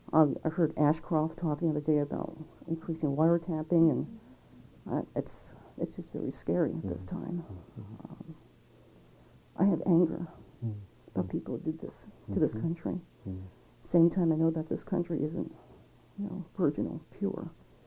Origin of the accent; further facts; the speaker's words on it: United States; I have a difficulty because I fly the flag. I'm an American. I'm from a military family.